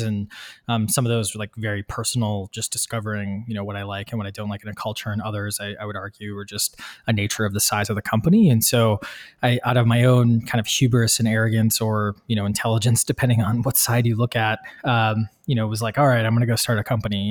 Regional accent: Midwest, United States; moved away; I'm from the Midwest originally

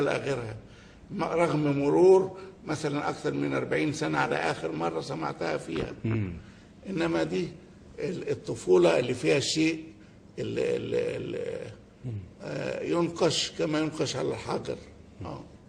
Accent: Egypt; احنا كمصريين وكعرب

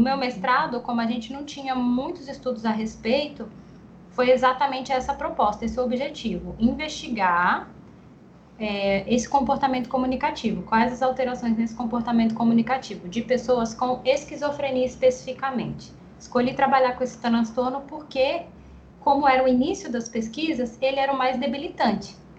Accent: Guarulhos, São Paulo, Brazil; moved away as an adult; also born or lived in Ribeirão Preto; now in João Pessoa, Brazil; Eu sou de Guarulhos, São Paulo, mas moro em João Pessoa, aqui na Paraíba, há dois anos e meio

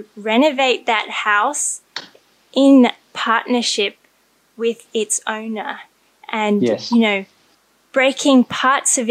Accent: Australia; I grew up in Australia, so it's a very modern culture.

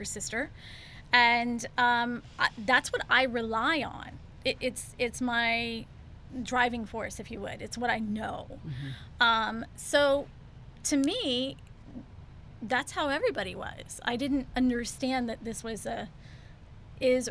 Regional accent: Houston, Texas, United States; also born or lived in Clear Lake, Texas; I grew up in Houston

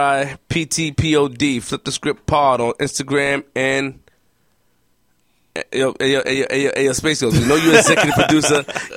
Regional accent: New York City, New York, United States; I'm from Queens.

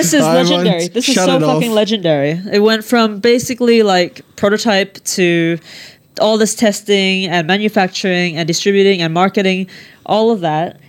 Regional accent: Canada; I'm from Canada and I'm going to be deported back to Canada in May.

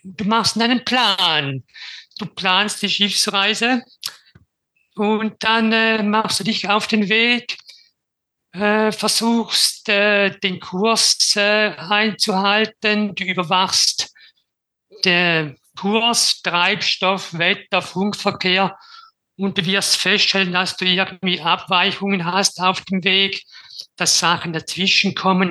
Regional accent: Switzerland; Wie man vermutlich hört, ich komme aus der Schweiz.

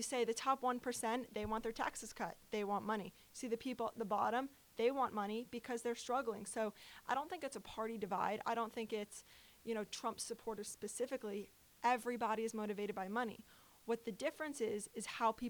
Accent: New York, United States; I'm from New York

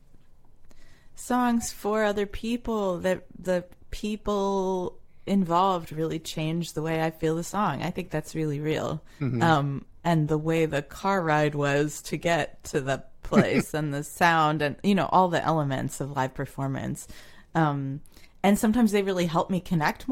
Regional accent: New Jersey, United States; I grew up in New Jersey. I was born in Paterson and grew up in some towns south of there.

